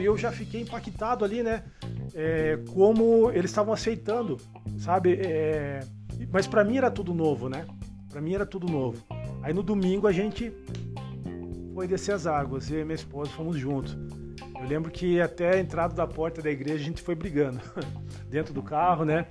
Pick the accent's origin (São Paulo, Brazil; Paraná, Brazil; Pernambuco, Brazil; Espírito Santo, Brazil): Paraná, Brazil; Curitiba; sou aqui do Cajuru, da região do Cajuru, Zona Leste, Curitiba